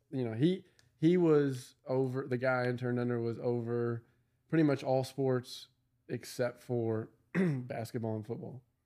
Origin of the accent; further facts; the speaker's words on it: Louisville, Kentucky, United States; I'm from Louisville